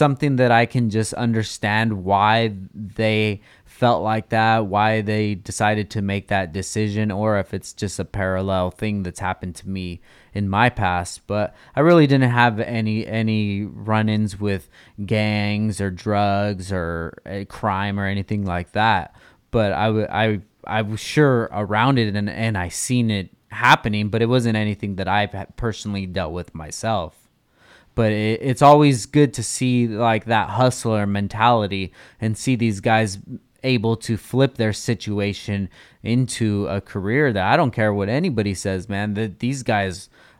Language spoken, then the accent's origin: English; California, United States; Like my style of music growing up was geared way more towards East Coast than it was West Coast, and that's a funny thing to say coming out of SoCal.